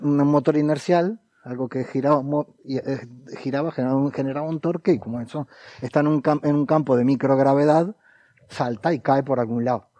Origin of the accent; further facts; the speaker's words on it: Argentina; hemos estado contaminados por la televisión porteña durante mucho tiempo y hemos adoptado formas y, acentos